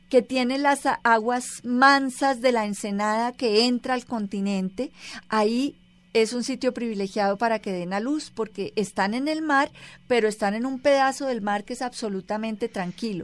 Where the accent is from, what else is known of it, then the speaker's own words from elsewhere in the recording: Colombia; como colombianos